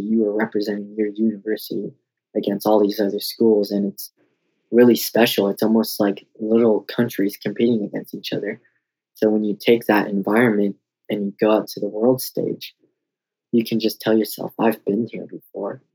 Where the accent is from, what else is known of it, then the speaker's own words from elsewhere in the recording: Denver, Colorado, United States; also born or lived in Oklahoma; I would just move back to my hometown in Colorado